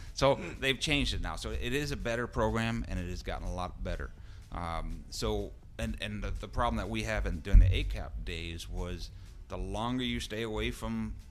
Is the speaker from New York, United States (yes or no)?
yes; New York, United States; I'm from New York.